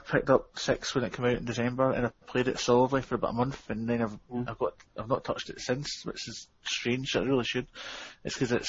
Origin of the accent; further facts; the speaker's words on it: Scotland, United Kingdom; We call them Neds up here in Scotland.